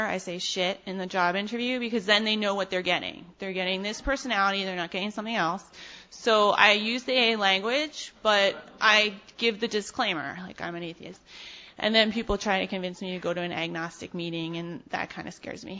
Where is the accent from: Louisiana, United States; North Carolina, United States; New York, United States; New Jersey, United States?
New York, United States; New York City; also born or lived in Ann Arbor, Michigan; I'm from Brooklyn